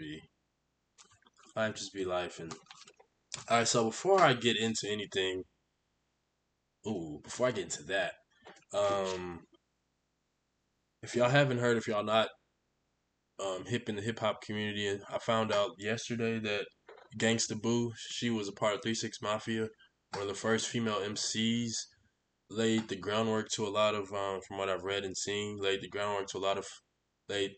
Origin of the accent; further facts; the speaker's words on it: Houston, Texas, United States; moved away as an adult; now in Arkansas, United States; I am from Houston